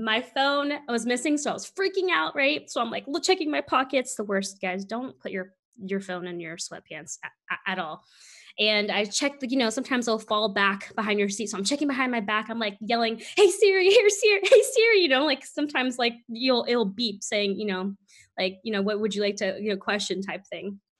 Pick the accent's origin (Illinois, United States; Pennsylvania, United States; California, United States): California, United States; San Francisco; moved away; freezing cold to me is definitely less than 60 degrees and doesn't get that cold eh, where we're from in San Francisco